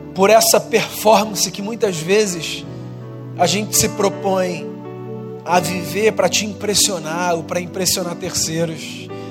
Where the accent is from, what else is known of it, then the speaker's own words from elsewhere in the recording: Brazil; eu sou brasileiro